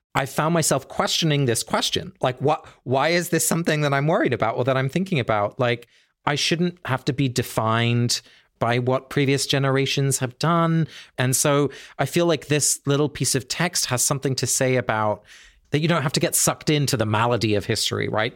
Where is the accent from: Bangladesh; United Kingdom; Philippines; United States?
United Kingdom; England; I grew up in England